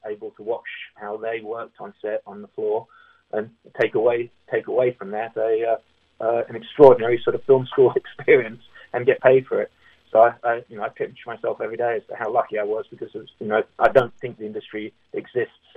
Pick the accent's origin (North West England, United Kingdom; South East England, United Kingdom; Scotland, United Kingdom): South East England, United Kingdom; Berkshire; moved away as an adult; also born or lived in Windsor; now in Los Angeles, United States; I grew up in a place called in a county called Berkshire